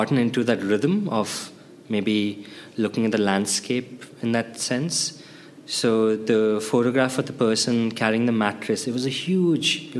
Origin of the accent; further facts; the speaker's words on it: India; I grew up during my puberty, MTV came into India